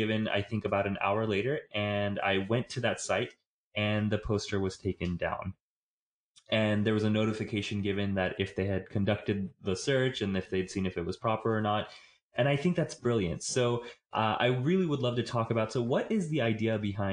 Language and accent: English; Haryana, India; moved away; I was in India in September and October in Haryana, which is my home state